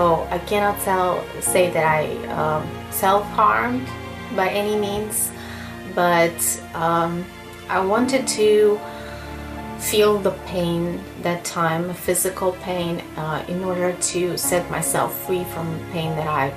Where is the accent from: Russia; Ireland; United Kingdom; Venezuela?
Russia; I'm 30 years old and I'm from Russia.